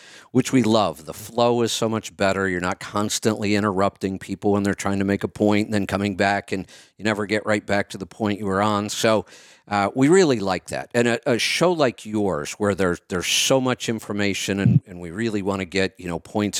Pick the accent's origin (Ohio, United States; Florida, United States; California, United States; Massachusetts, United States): Ohio, United States; Northeast; moved away; I grew up in Northeast Ohio